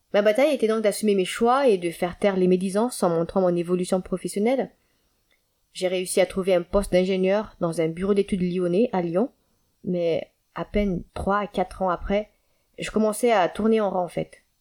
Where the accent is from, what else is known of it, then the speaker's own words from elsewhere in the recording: Antananarivo, Analamanga, Madagascar; moved away as an adult; Je suis née à Madagascar et j'ai grandi là-bas jusqu'à mes dix-neuf ans.